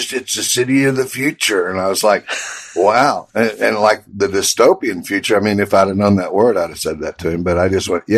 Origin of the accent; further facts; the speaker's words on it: Houston, Texas, United States; was a brand new suburb back then. So it was kind of like one of those scenes from Back to the Future. So I grew up there. And at the time, Houston, Texas was, you know, the city of the future, like Brasilia.